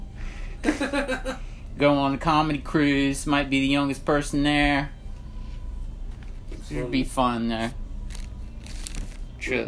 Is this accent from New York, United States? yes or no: no; Savannah, Georgia, United States; I was born in Savannah